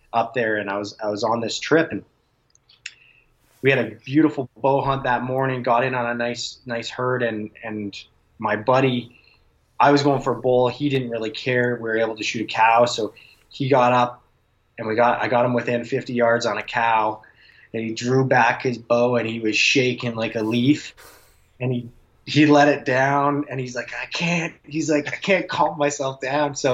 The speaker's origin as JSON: {"language": "English", "town": "Calgary", "region": "Alberta", "country": "Canada", "tie": "born or raised there", "said": "My dad moved out to New Brunswick, uh, and he had a farm out there. And I grew up in Calgary"}